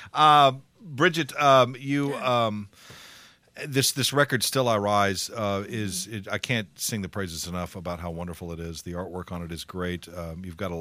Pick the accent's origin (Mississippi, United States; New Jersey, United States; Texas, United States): Texas, United States; South; moved away as an adult; now in Memphis, United States; I'm originally from South Texas